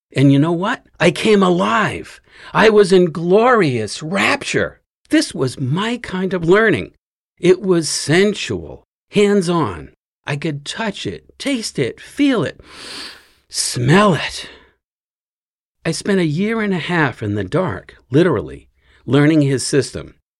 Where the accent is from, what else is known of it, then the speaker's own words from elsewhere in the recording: Fall River, Massachusetts, United States; grew up in Fall River, just a little ways west of Cape Cod